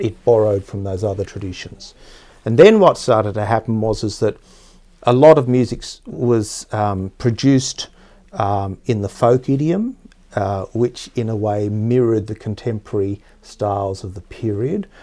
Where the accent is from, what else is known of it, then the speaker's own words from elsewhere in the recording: Tasmania, Australia; I grew up in Tasmania, which is the southernmost state of Australia